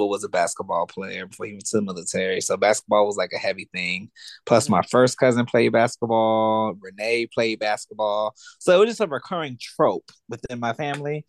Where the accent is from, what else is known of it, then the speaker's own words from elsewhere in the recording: Buford, Georgia, United States; we didn't have crews in Buford.